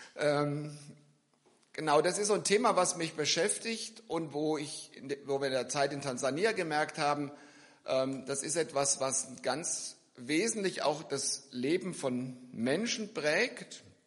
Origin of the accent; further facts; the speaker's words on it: near Giessen, Hesse, Germany; also born or lived in Philippines; Ich komme aus der Nähe von Gießen